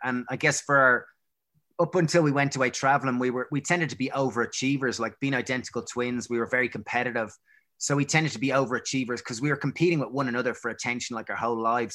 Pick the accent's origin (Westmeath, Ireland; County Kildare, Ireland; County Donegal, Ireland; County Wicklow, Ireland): County Wicklow, Ireland; Greystones; growing up in Greystones and going to, you know, we went to a, a kind of Prez in Bray